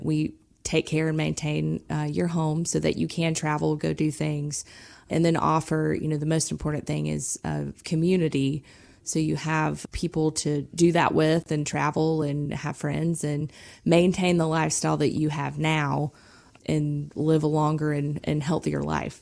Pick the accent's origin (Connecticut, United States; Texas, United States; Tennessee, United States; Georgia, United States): Georgia, United States; South; I'm from South Georgia